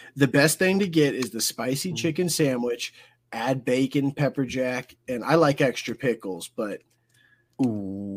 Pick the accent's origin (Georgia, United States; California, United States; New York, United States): Georgia, United States; I'm from Georgia